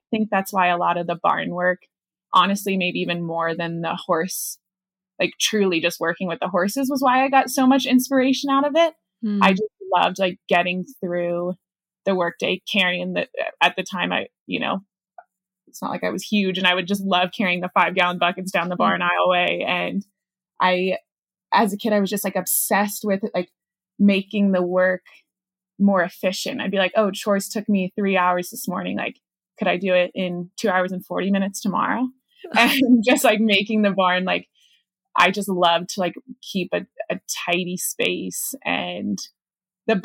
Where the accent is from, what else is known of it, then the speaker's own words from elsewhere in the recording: Charlottesville, Virginia, United States; moved away as an adult; now in Clark, Colorado, United States; I grew up in Charlottesville, Virginia, definitely like true suburban neighborhood